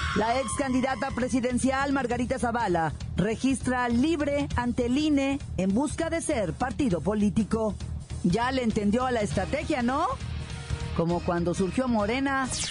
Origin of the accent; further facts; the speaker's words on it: Mexico; los ciudadanos mexicanos